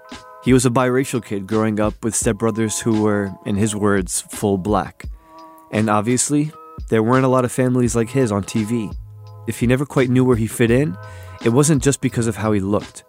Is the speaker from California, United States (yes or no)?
no; New Jersey, United States; Growing up in New Jersey